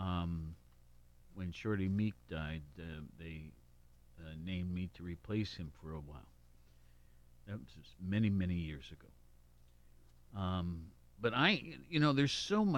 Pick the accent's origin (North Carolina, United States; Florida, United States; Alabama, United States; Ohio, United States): Ohio, United States; Worthington; Born and raised in Worthington, which is Columbus.